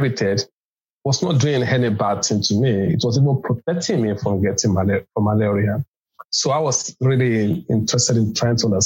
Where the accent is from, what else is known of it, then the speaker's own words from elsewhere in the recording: Lagos, Nigeria; I was born in Lagos in Nigeria